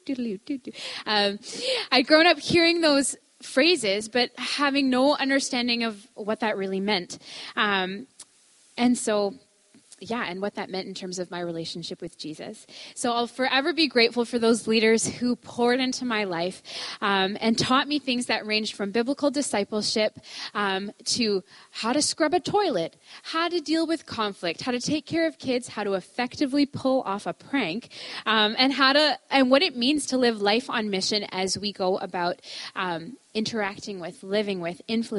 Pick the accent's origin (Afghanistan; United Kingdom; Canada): Canada; Ontario; moved away as an adult; now in Fort Langley, Canada; I grew up in Ontario.